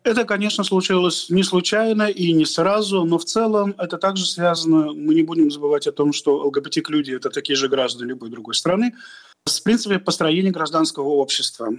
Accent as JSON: {"language": "Russian", "country": "Russia", "said": "мы вышли из Советского Союза"}